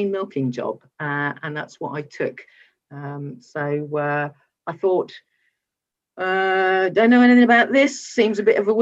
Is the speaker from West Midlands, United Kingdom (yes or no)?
yes; West Midlands, United Kingdom; I grew up in the West Midlands, a relatively suburban area